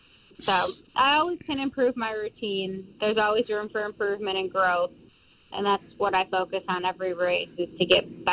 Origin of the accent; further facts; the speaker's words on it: New York, United States; moved away as an adult; now in Denver, North Carolina, United States; I'm actually from New York, but our race team is based in Denver, North Carolina. So that is where I've relocated probably around 7 months ago at this point.